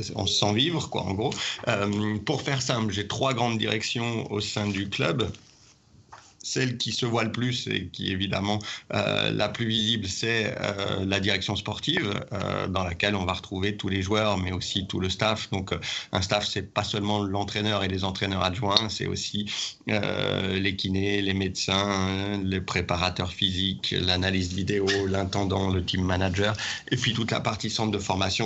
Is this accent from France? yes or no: yes; Saint-Étienne, Auvergne-Rhône-Alpes, France; moved away as an adult; also born or lived in Haute-Savoie / Nice; now in Lyon, France; j'ai grandi à Saint-Étienne.